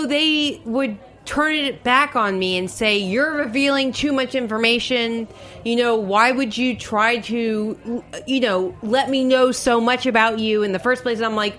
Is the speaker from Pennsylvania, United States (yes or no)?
no; New York, United States; I'm from New York.